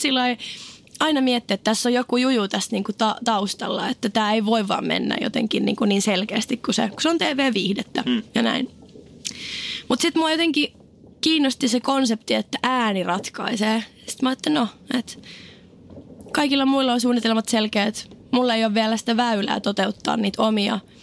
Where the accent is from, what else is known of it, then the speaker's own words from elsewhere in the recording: Oulu, North Ostrobothnia, Finland; moved away; Mä olin oululainen, mä en tuntenut ketään. Lukio kesken.